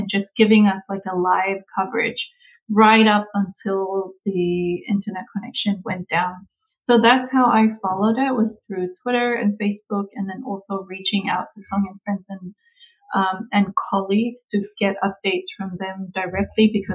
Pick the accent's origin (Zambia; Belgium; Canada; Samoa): Samoa; moved away as an adult; now in United States; I was born and brought up in Samoa, primarily, so it's majority indigenous